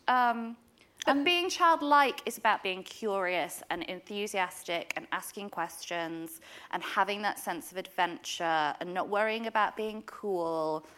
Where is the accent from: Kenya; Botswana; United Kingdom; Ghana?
United Kingdom; Yorkshire and the Humber; also born or lived in Derbyshire; I'm from Derbyshire. I grew up in Yorkshire